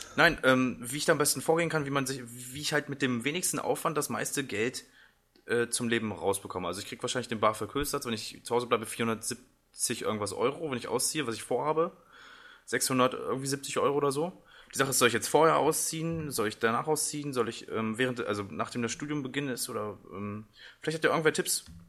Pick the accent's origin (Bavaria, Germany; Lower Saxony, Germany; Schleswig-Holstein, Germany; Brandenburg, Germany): Lower Saxony, Germany; Braunschweig; ich komm halt aus Braunschweig